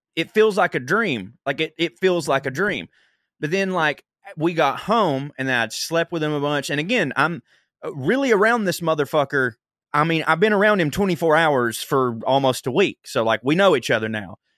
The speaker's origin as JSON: {"language": "English", "region": "the South", "country": "United States", "said": "I'm from the South"}